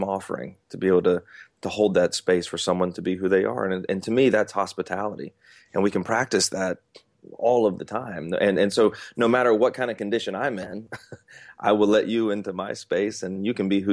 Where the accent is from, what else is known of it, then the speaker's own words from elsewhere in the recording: Atlanta, Georgia, United States; now in North Carolina, United States; I'm currently in North Carolina, but I'm originally from Atlanta, and I'm Southern